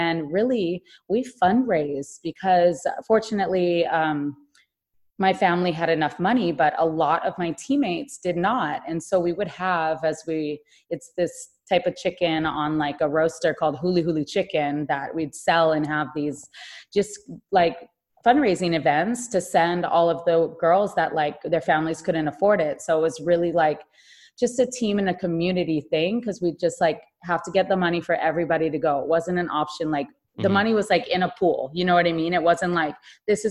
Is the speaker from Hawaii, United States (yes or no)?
yes; Hawaii, United States; there were two of us born and raised in Hawaii